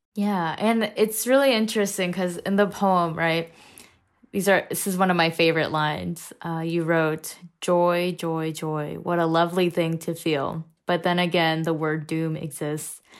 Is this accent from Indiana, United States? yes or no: yes; Indiana, United States; I grew up in Indiana, um, after my family immigrated, so I pretty much did my first grade to twelfth grade in Indiana.